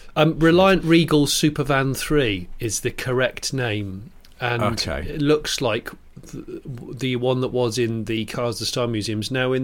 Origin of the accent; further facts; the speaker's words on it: United Kingdom; Which doesn't make any sense as a British person, let alone as a foreign person.